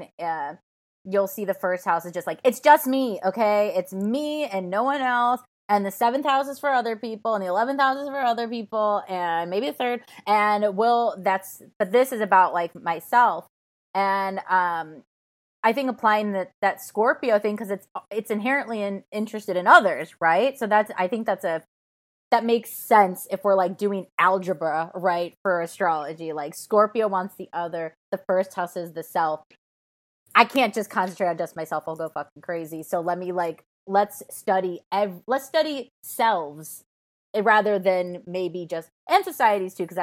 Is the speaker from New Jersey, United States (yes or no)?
no; Chicago, Illinois, United States; now in Los Angeles, United States; I'm from Chicago